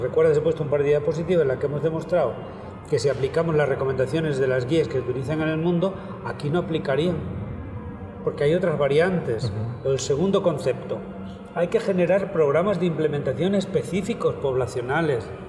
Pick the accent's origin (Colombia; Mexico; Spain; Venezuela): Spain; Extremadura; also born or lived in Stockholm, Sweden / Los Angeles, United States; decidí volver, volver a mi tierra, Extremadura